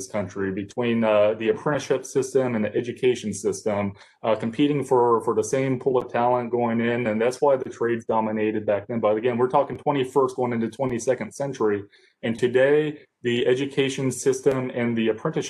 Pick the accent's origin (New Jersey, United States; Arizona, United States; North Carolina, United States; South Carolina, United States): North Carolina, United States; Columbus County; I'm from Columbus County, North Carolina